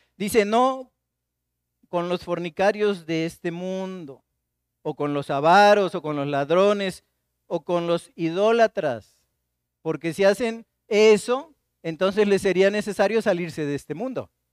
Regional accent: Martínez de la Torre, Veracruz, Mexico; now in Xalapa, Mexico; Yo soy de Martínez de la Torre

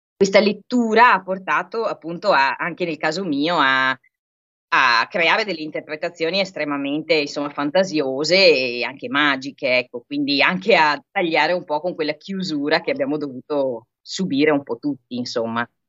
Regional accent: Vicenza, Veneto, Italy; moved away; essendo io vicentina di origini, poi insomma vabbè, ci spostiamo tutti molto

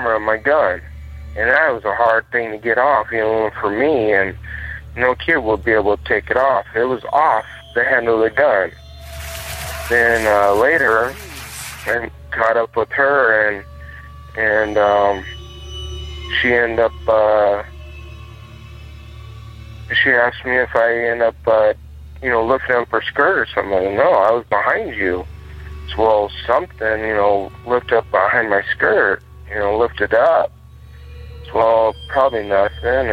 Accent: Seligman, Arizona, United States; also born or lived in Holbrook, Arizona; now in Phoenix, United States; My hometown of Seligman, Arizona

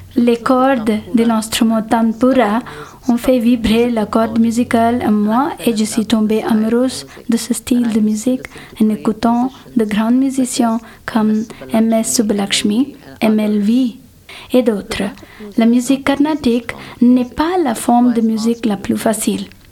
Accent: India; first language Telugu; French is a second language; now in Geneva, Switzerland; Je suis née en Inde

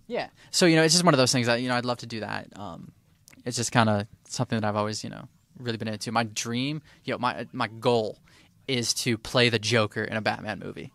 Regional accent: Detroit, Michigan, United States; I'm from Detroit

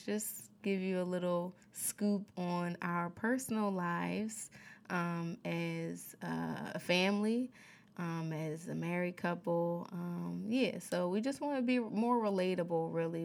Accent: Philadelphia, Pennsylvania, United States; moved away as an adult; now in California, United States; I was raised in Philly all of my life

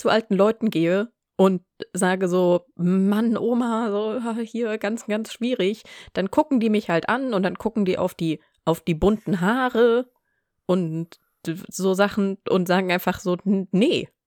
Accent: Southern Germany, Germany; weil ich komme ja aus Süddeutschland

